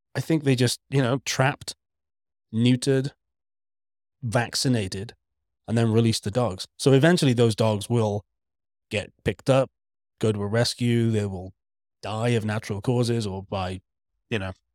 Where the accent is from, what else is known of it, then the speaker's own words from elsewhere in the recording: Wales, United Kingdom; I'm Welsh, not British